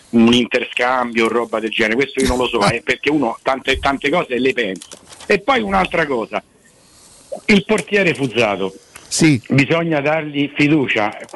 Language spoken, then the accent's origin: Italian; Rome, Lazio, Italy; now in Terni, Italy; io sono romano, io sono trapiantato